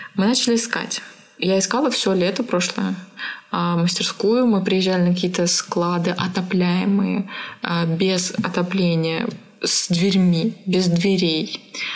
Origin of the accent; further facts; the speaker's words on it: Siberia, Russia; я родилась в Сибири